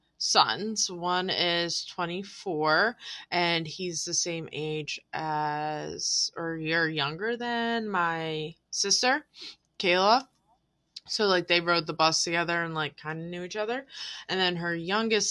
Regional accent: Voorhees, New Jersey, United States; I grew up here in Voorhees.

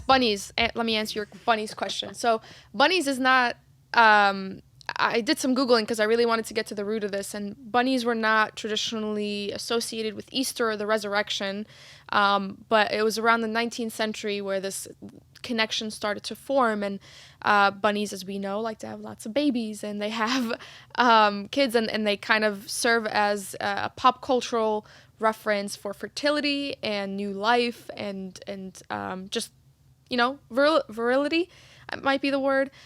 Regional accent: Egypt; moved away; when I was growing up in Egypt

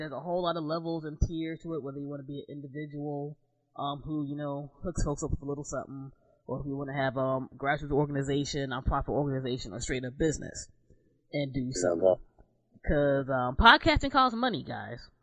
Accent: Southern Maryland, United States; moved away as an adult; also born or lived in New Jersey; I grew up in Southern Maryland

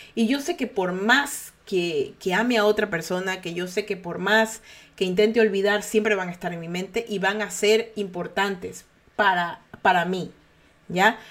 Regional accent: Ecuador; los ecuatorianos estamos tratando de seguir adelante

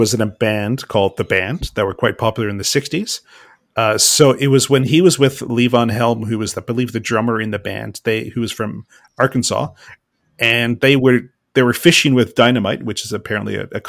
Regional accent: Mississauga, Ontario, Canada; now in Australia; I grew up in Streetsville. Streetsville is this little town in Mississauga, Ontario. When I grew up in Streetsville, it felt like a very, very small town in a really big city. It's about 45 minutes by train to Toronto.

